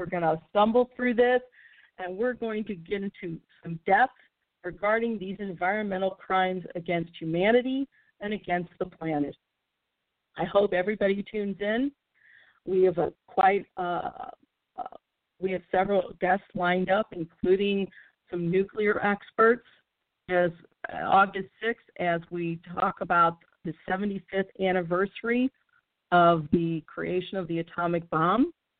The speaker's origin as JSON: {"language": "English", "town": "St. Louis", "region": "Missouri", "country": "United States", "tie": "born or raised there", "said": "I think of my hometown of St. Louis"}